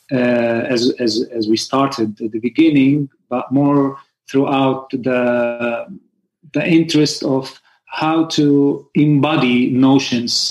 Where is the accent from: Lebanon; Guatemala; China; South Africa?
Lebanon; I came from Lebanon to Barcelona for a workshop, and we met in this workshop specifically.